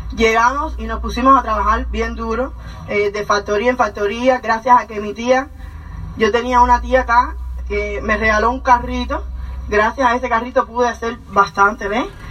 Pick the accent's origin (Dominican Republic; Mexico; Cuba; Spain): Cuba; moved away as an adult; nosotros somos cubanos, como ya conocen. Llevamos ya once años en este país